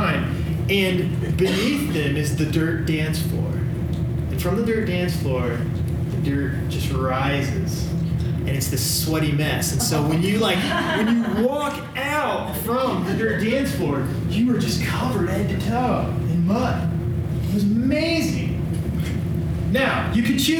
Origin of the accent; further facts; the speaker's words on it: Illinois, United States; I grew up in Illinois, in the Midwest